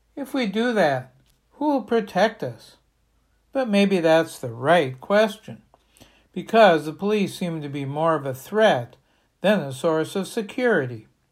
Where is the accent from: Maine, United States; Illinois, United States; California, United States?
Maine, United States; Bangor; my hometown of Bangor